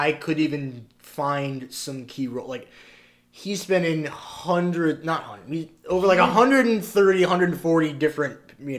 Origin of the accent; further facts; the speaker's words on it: Midwest, United States; I come from the Midwest, stock, railroad people, and the idea of pursuing an acting career was akin to running off to join the circus.